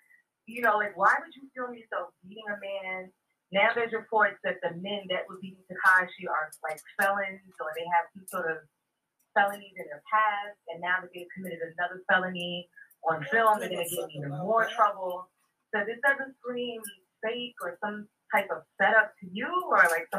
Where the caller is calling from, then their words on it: New York City, New York, United States; from the Bronx, New York City.